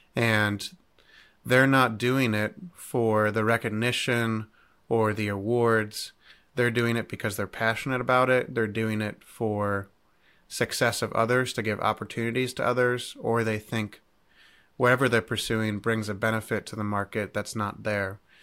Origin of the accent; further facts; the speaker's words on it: Cleveland, Ohio, United States; now in Centreville, United States; I'm originally from Cleveland, Ohio